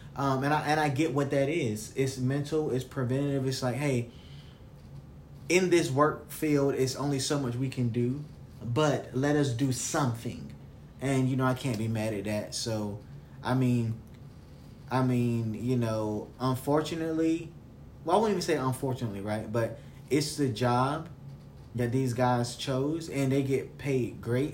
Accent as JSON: {"language": "English", "region": "the South", "country": "United States", "said": "I'm from the South"}